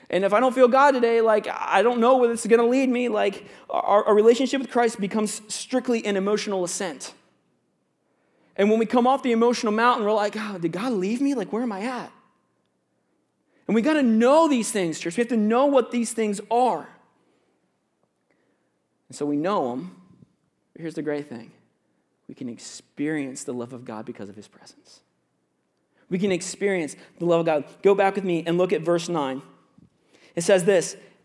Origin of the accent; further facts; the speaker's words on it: Florida, United States; I grew up in Florida. I'll let you guys know that. I have a lot of Florida stories.